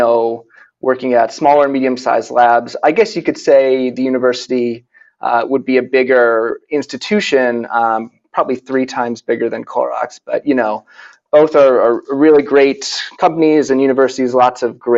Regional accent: Boston, Massachusetts, United States; moved away as an adult; also born or lived in Santa Barbara, California; now in Oakland, United States; I grew up in New England in the Boston area.

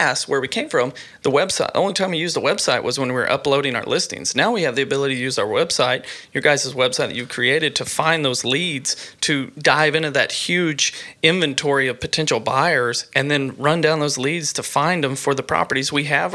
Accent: Mansfield, Missouri, United States; my hometown of Mansfield

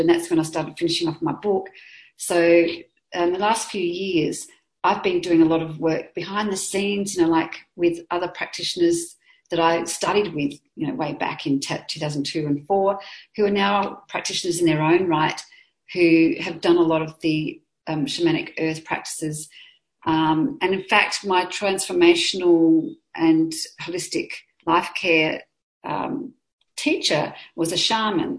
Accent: Adelaide, South Australia, Australia; growing up in Adelaide

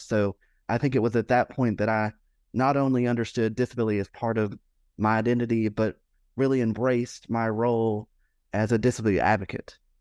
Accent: Alabama, United States; I grew up in Alabama

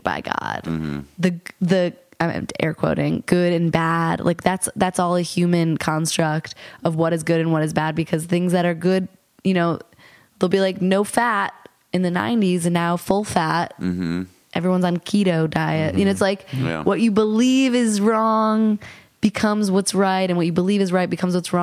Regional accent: New York, United States; I say I'm from New York

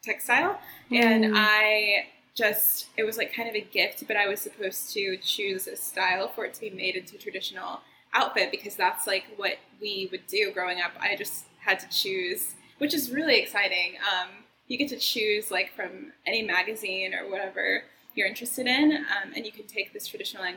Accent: Oklahoma, United States; moved away; I'm from Oklahoma

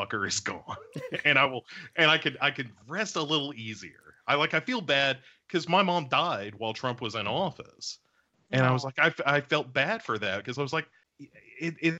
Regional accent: Tennessee, United States; I'm from Tennessee.

